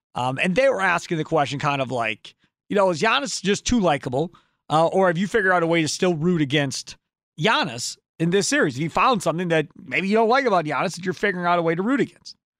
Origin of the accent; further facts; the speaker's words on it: Kenosha, Wisconsin, United States; living here my whole life in Wisconsin, growing up in Kenosha